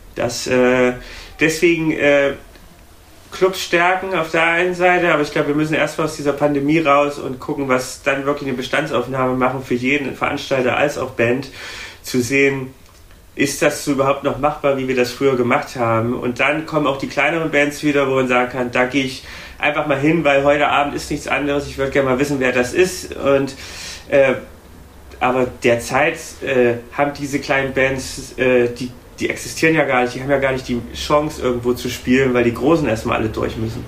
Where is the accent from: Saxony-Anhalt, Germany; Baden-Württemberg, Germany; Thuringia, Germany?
Thuringia, Germany; now in Berlin, Germany; nach Thüringen, wo ich herkomme